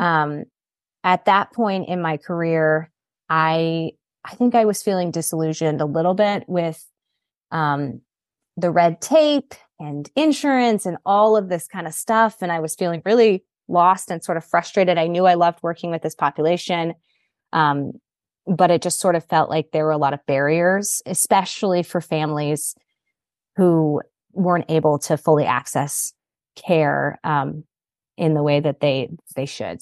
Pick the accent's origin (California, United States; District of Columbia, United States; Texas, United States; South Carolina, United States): South Carolina, United States; Greenville; I grew up, um, in Greenville, South Carolina.